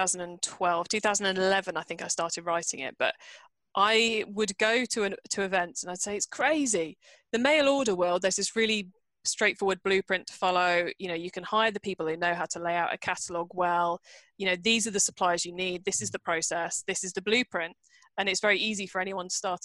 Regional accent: Cornwall, South West England, United Kingdom; moved away as an adult; I live in and I grew up in a remote part of the UK called Cornwall, which is down in the far southwest corner

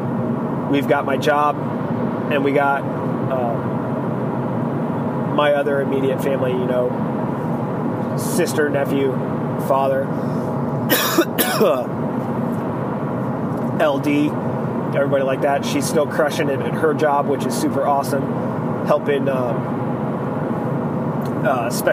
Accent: Arizona, United States; I'm from Arizona, not Alabama, so my family tree does have branches

